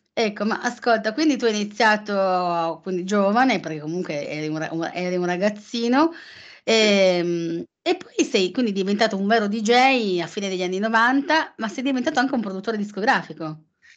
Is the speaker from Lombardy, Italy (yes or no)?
no; Turin, Piedmont, Italy; son torinese, ma sono per metà campana